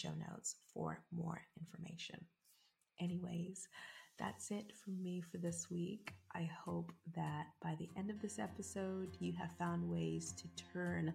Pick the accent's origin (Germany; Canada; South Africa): South Africa; now in United Kingdom; as someone that's from South Africa and someone that is 100% African biologically, even though I am British